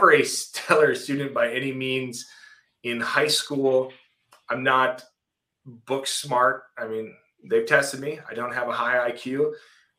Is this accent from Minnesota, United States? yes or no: yes; Minnesota, United States; went to work for the Minnesota Vikings in football operations. At the time, my dream job with my hometown team.